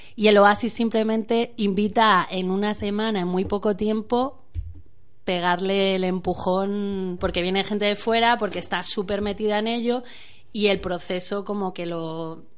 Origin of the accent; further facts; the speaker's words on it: San Sebastián de los Reyes, Community of Madrid, Spain; moved away; yo soy originariamente de San Sebastián de los Reyes